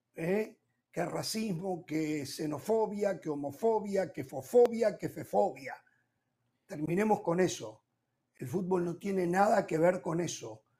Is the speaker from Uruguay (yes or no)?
yes; Uruguay; como uruguayo